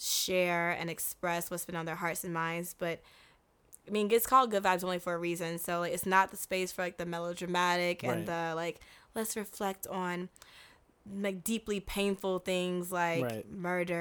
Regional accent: United States; As an American, yes.

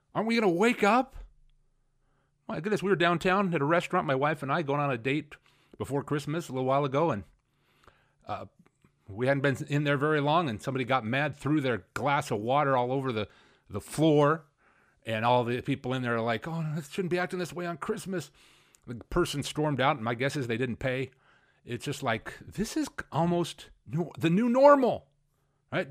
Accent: Spokane, Washington, United States; I grew up in Spokane, and I loved to be hanging out downtown, Riverfront Park

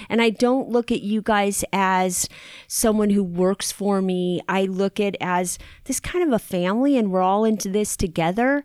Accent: Long Beach, California, United States; I grew up in Long Beach

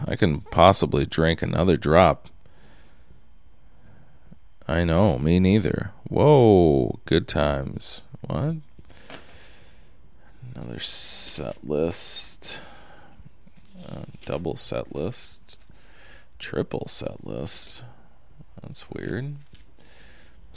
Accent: Minnesota, United States; also born or lived in Indiana; I was raised in Minnesota and graduated from the U of M, so I'm legally a Gopher.

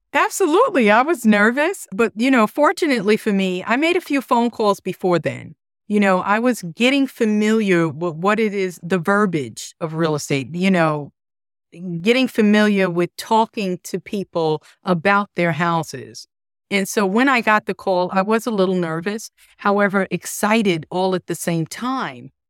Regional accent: New York, United States; moved away as an adult; also born or lived in Florida; now in Charlotte, United States; Originally, I'm from New York, and I moved to Charlotte about thirteen years ago.

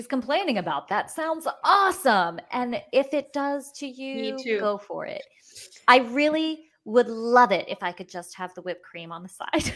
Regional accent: New York City, New York, United States; I grew up in Brooklyn

